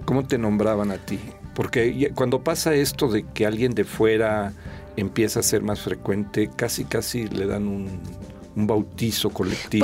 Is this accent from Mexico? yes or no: yes; Mexico; also born or lived in San Luis Potosí; compartimos como ciudadanos mexicanos, como habitantes del estado de San Luis Potosí